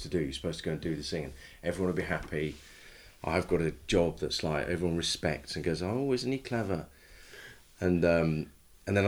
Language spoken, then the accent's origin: English; Leicester, East Midlands, United Kingdom; I grew up in Leicester, in the suburbs.